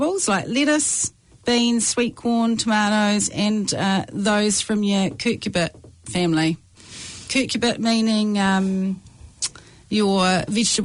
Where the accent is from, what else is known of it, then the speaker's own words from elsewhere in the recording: Waikato, New Zealand; I'm from the Waikato